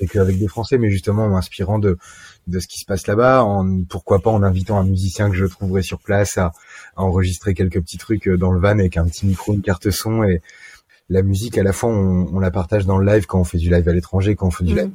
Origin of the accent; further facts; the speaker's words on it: France; en tant que Français touriste